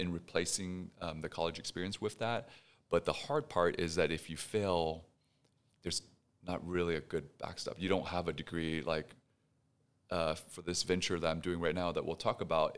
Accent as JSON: {"language": "English", "town": "Houston", "region": "Texas", "country": "United States", "tie": "born or raised there", "also_born_or_lived": "Pasadena, Texas", "moved": "yes", "lives_now": "Dallas, United States", "said": "born and raised in Houston, my parents, uh, fled Vietnam right after the war"}